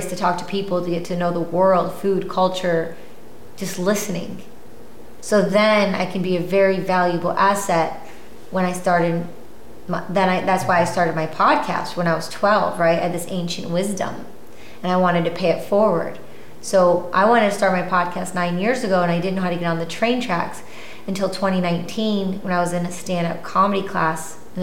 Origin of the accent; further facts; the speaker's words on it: Michigan, United States; moved away; growing up in Michigan